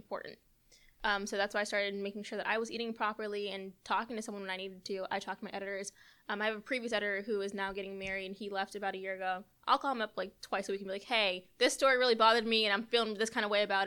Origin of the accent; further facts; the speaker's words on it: Marietta, Georgia, United States; now in Savannah, United States; my hometown paper of Marietta